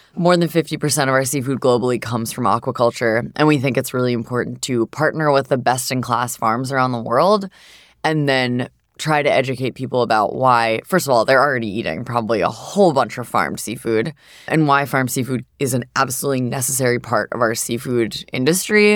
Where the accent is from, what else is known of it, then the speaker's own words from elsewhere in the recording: Southern New Hampshire, United States; I grew up in Southern New Hampshire